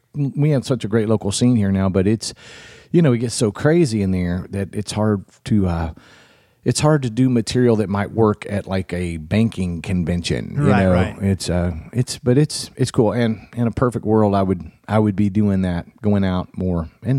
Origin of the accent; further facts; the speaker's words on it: the South, United States; growing up in the South like you did and I did, I don't know, man.